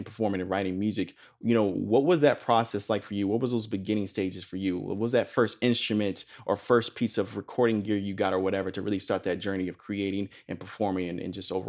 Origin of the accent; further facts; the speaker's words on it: Palos Hills, Illinois, United States; I know I come from a small town myself, Palos Hills. I'm originally from Illinois, just outside of Chicago, this town called Palos Hills.